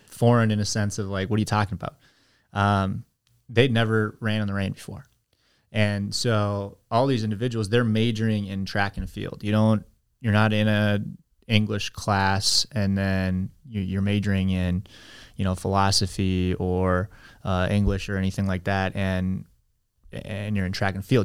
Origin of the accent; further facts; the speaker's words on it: United States; moved away as an adult; also born or lived in China; that means I'm an American